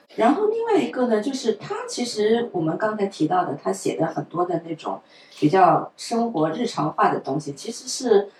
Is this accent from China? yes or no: yes; China; 我们中国人